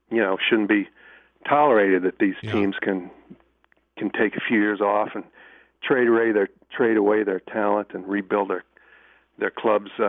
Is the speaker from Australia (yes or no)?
no; Western Illinois, United States; I'm from Western Illinois.